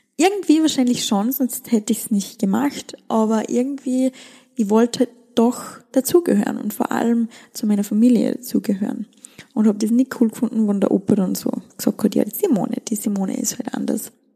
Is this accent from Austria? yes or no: yes; Styria, Austria; also born or lived in Wieselburg / Seoul; Wir sind in den Bergen aufgewachsen, in der Steiermark, in einem sehr, sehr, sehr, sehr, sehr kleinen Dorf